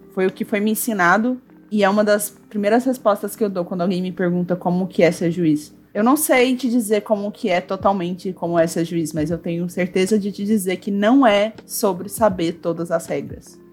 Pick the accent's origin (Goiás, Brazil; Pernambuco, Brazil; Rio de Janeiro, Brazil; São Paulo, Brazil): Goiás, Brazil; Goiânia; eu sou de Goiânia, aqui no centro, é, centro-oeste, coração do Brasil